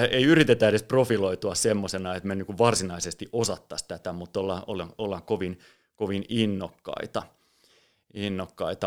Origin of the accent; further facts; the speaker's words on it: Espoo, Uusimaa, Finland; mä oon Espoosta kotosin ja, ja lapsuudessa, nuoruudessa